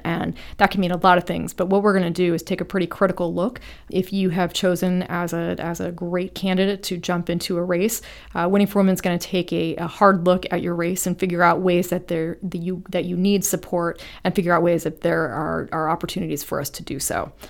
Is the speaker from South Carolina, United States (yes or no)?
no; Ohio, United States; I started working for my hometown Congresswoman Deborah Price from Ohio.